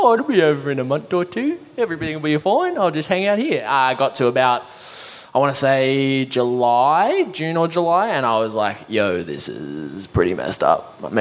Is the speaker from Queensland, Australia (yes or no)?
no; Sydney, New South Wales, Australia; moved away as an adult; now in United Kingdom; I'm from Sydney